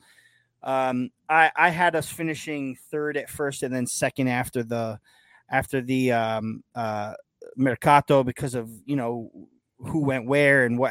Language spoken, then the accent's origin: English; Yonkers, New York, United States; I'm from Yonkers